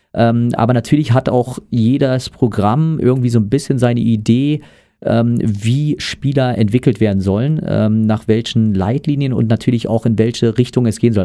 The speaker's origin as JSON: {"language": "German", "region": "Brandenburg", "country": "Germany", "tie": "born or raised there", "said": "weil ich äh, aus einer Region stamme, wo es kein Basketball gab. Ähm, das heißt, ich komme aus Brandenburg."}